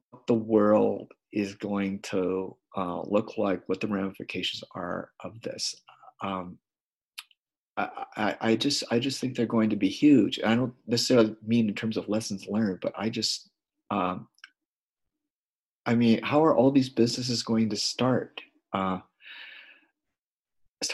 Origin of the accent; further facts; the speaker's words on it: Missoula, Montana, United States; I'm a socialist from Missoula, Montana